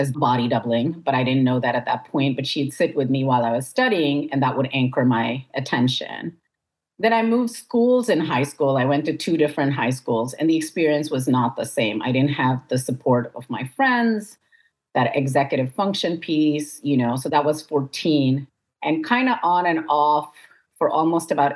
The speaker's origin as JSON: {"language": "English", "country": "India", "tie": "born or raised there", "moved": "as an adult", "lives_now": "United States", "said": "I was born in the United States, raised in India, and then I moved back to the United States for grad school."}